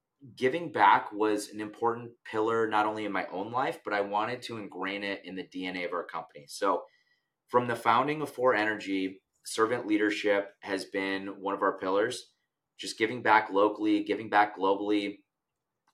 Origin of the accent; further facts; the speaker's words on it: United States; I was born in America